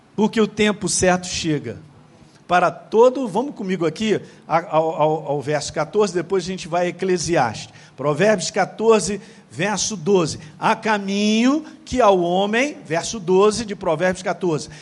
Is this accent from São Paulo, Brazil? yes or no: no; Governador Valadares, Minas Gerais, Brazil; a minha cidade natal era conhecida como aqueles que entram ilegalmente nos Estados Unidos. Governador, vulgarmente chamado de governador Vala Dólares.